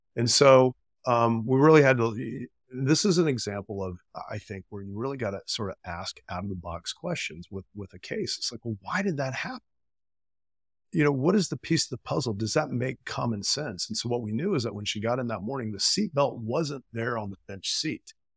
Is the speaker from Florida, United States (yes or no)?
yes; Florida, United States; I'm from Florida, went to F S U undergrad, Florida, uh, law school